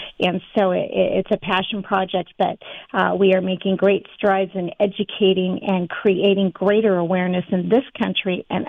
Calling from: Redmond, Oregon, United States; I'm calling in from Redmond, Oregon, right in the middle of the state.

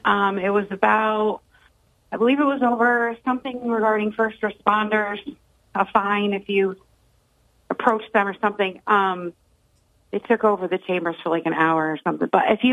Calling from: Endicott, New York, United States; Hi, Jim. It's … from Endicott.

